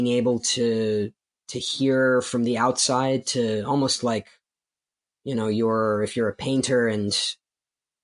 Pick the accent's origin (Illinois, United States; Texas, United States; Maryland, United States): Maryland, United States; Baltimore; also born or lived in Soviet Union; escaping the Soviet Union, growing up in Baltimore City, and going through the challenges of being an immigrant in the United States